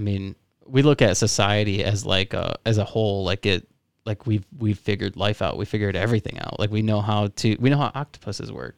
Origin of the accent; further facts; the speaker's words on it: South Florida, United States; I'm from uh, South Florida